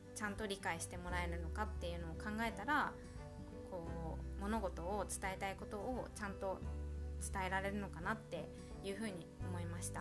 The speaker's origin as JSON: {"language": "Japanese", "country": "Japan", "tie": "born or raised there", "said": "地震が多い国日本で生まれ育っている"}